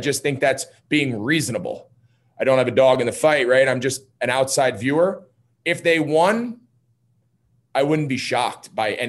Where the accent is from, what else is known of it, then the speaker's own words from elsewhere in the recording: New Jersey, United States; now in Charlotte, United States; I'm from Jersey. I grew up in North Jersey.